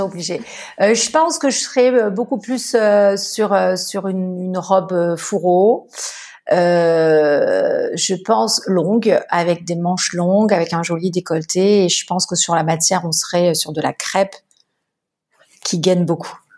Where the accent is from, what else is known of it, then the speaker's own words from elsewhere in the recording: Marseille, Provence-Alpes-Côte d'Azur, France; je suis marseillaise. J'ai grandi euh, dans le sud de la France